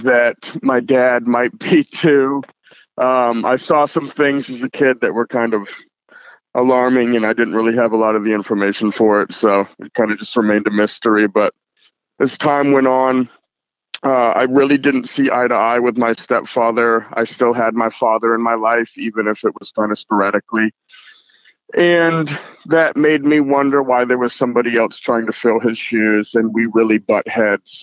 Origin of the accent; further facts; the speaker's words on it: seacoast of New Hampshire, United States; now in Portland, United States; I was born in Portland, Maine, and I grew up about 45 minutes north of Boston, Mass, in what they just call the seacoast of New Hampshire